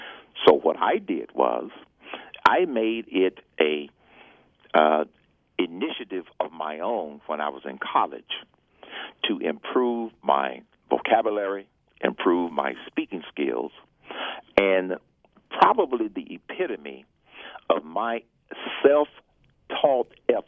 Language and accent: English; Atlanta, Georgia, United States; Growing up in the South in the 50s and the 60s, it was challenging because of the social conditions of the time.